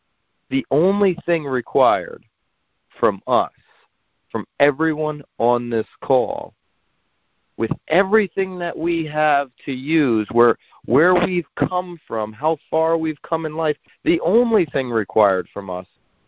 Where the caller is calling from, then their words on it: Naples, Florida, United States; I am calling in from Naples, Florida.